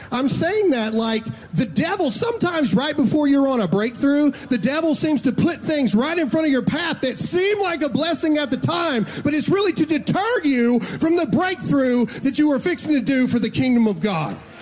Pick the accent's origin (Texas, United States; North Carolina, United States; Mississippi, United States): Mississippi, United States; I'm from Mississippi